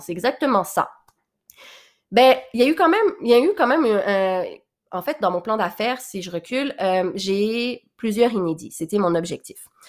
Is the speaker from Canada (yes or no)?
yes; Quebec, Canada; accent: mix of French and Québécois; also born or lived in Réunion; où j'ai grandi au Québec, là, donc euh, Valmorin, Sainte-Agathe